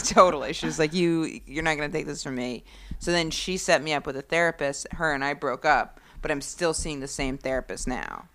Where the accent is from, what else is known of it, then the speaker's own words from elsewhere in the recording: rural Maine, United States; moved away as an adult; also born or lived in Boston / New York; I grew up in really rural Maine